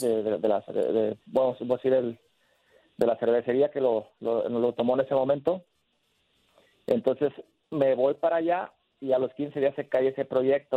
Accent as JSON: {"language": "Spanish", "town": "El Salto", "region": "Jalisco", "country": "Mexico", "tie": "born or raised there", "said": "yo ando haciendo acá cosas por, los jóvenes de, mi pueblo, donde yo salí, donde yo surgí"}